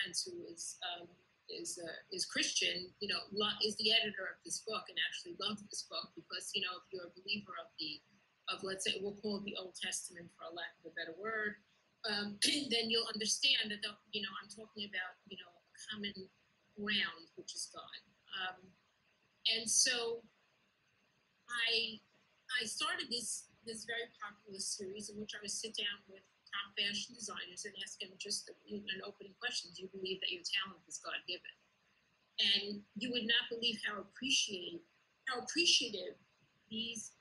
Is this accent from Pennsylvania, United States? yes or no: no; New York City, New York, United States; I was raised in Kew Garden Hills, in Orthodox communion, Kew Garden Hills.